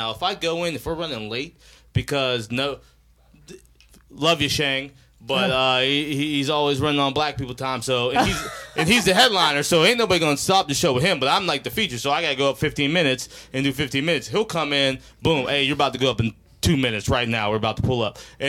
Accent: Ohio, United States; now in Los Angeles, United States; I'm from Ohio, but I'm an LA comedian.

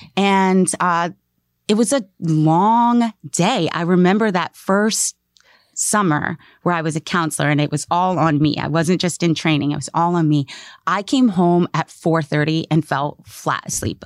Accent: Maryland, United States; moved away; I grew up in Maryland

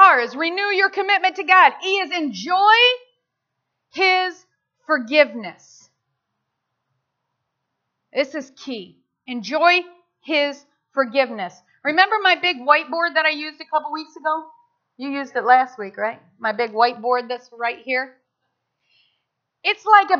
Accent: United States; I'm American. And I'm proud to be an American

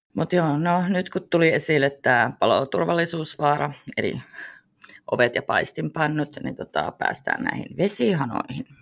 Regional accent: Finland; me ollaan Suomesta

